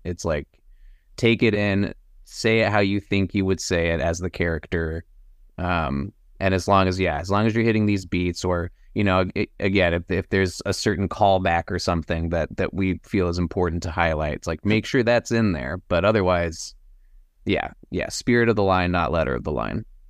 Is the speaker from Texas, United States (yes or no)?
yes; Austin, Texas, United States; now in Los Angeles, United States; we were both Texas boys. Uh, I grew up in Austin